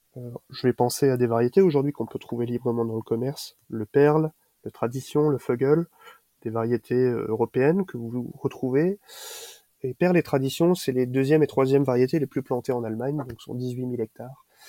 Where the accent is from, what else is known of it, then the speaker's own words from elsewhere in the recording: Alsace, Grand Est, France; chez nous en Alsace